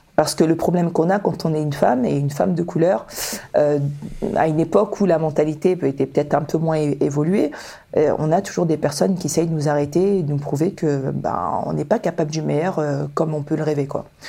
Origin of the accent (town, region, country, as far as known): Toulon, Provence-Alpes-Côte d'Azur, France; born or raised there; also born or lived in Dakar, Senegal